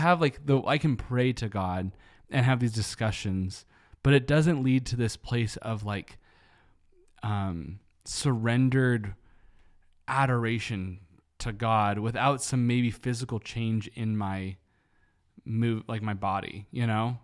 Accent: United States; American Christians

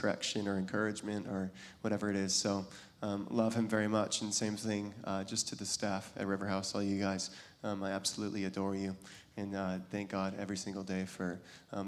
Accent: Kirkland, Washington, United States; I grew up in Seattle, and a little, if anybody knows Kirkland

